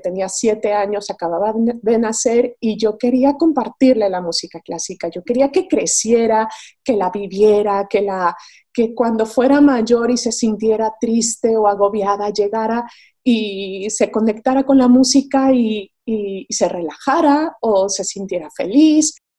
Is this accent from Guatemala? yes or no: no; Mexico; moved away as an adult; now in Madrid, Spain; soy mexicana, vivo en Madrid desde hace 10 años